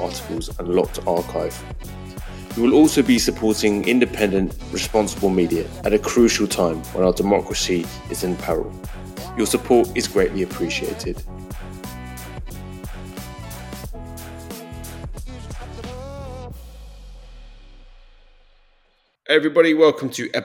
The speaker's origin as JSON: {"language": "English", "country": "United Kingdom", "moved": "yes", "lives_now": "United States", "said": "as a Brit"}